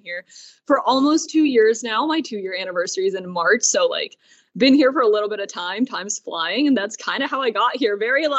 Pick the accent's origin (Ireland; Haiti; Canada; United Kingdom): Canada; Toronto, Ontario; also born or lived in Burlington, Ontario; now in New York City, United States; So I'm from Toronto, which makes sense why hockey became my thing. It's pretty big up there. Grew up in that area and then eventually moved down to the States. My dad's American, my mom's Canadian.